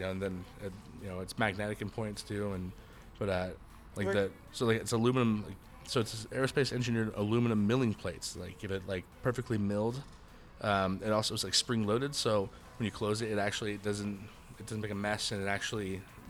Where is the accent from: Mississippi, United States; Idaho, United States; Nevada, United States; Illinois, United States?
Idaho, United States; Idaho Falls; also born or lived in Oregon; I come from Oregon and Idaho.